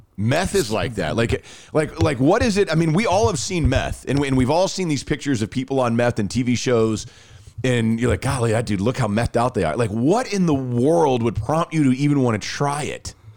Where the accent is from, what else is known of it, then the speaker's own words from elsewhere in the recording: Rockwall, Texas, United States; I grew up in Rockwall